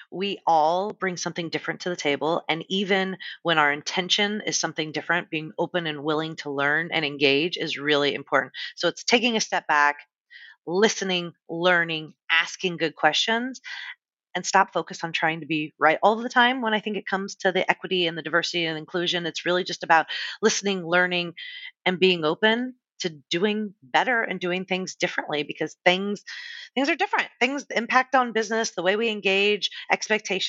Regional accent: San Diego, California, United States; also born or lived in Los Angeles; I was working in my hometown of San Diego

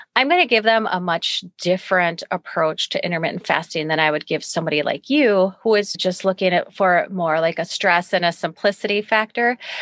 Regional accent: United States; as American

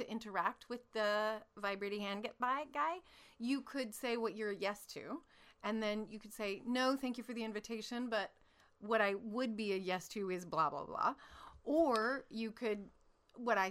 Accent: Alaska, United States; I'm from Alaska and I'm really a radio announcer

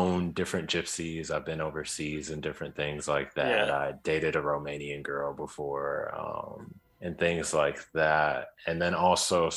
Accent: Chicago, Illinois, United States; I grew up in Chicago, so I have a lot of family all over Chicago

